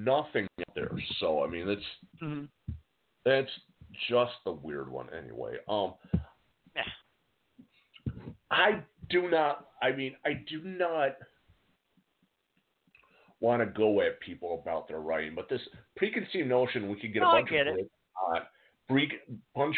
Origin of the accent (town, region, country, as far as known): United States